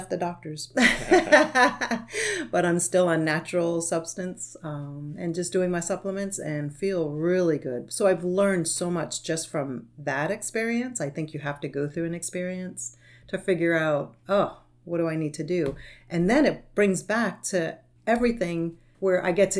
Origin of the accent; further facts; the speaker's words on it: Rhode Island, United States; moved away as an adult; now in Florida, United States; from Rhode Island, and they do not, where I'm from, they don't know anything about nutrition